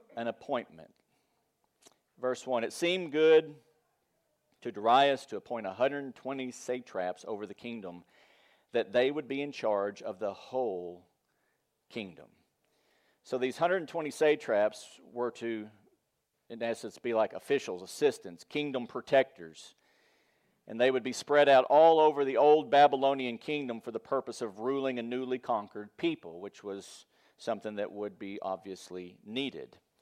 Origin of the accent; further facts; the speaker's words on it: United States; As American Christians